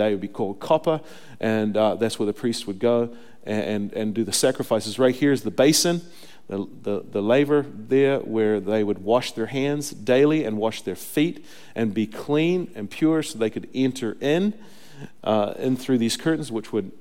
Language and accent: English; New Zealand; moved away; I come from New Zealand where we eat lots of sheep